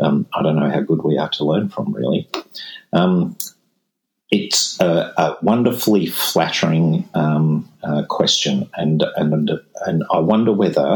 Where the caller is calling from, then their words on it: Malaysia; from Malaysia.